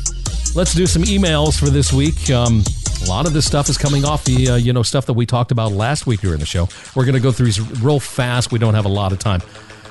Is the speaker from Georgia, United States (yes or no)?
no; West Virginia, United States; I grew up in West Virginia, where being wealthy meant being able to go to the Barnum and Bailey Circus when it was in town.